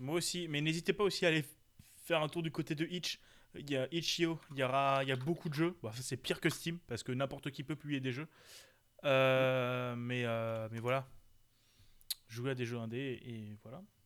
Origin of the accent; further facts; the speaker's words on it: Alsace, Grand Est, France; Chez nous, euh, on est pas mal aussi. On est en Alsace